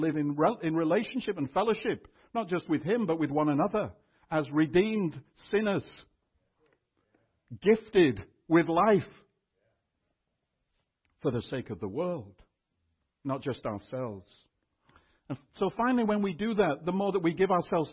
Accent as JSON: {"language": "English", "country": "United Kingdom", "tie": "born or raised there", "also_born_or_lived": "Austin, United States", "moved": "yes", "lives_now": "Canada", "said": "I was born in Britain and still hold UK citizenship"}